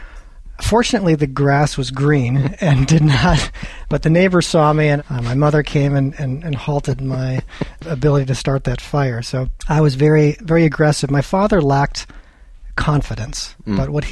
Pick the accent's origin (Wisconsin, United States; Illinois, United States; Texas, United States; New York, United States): Wisconsin, United States; also born or lived in California; I grew up in a small town in Wisconsin, a little town of 800 people, farming community. I was actually born in California, but we moved quite a number of times because my father was a chemical engineer.